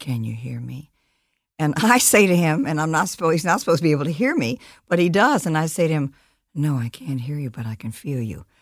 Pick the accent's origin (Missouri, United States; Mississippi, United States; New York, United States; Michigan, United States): Mississippi, United States; moved away; I'm a country girl. My father was a veterinarian. I'm from Mississippi.